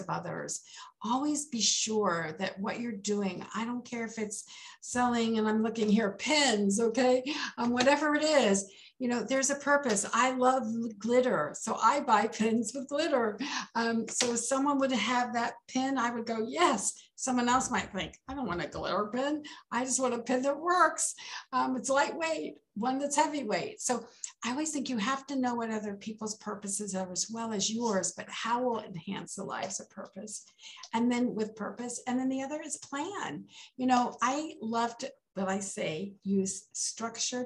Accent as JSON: {"language": "English", "region": "Maryland", "country": "United States", "tie": "born or raised there", "also_born_or_lived": "Texas", "said": "Imagine a seven-year-old coming from Texas, going to the East Coast in Maryland"}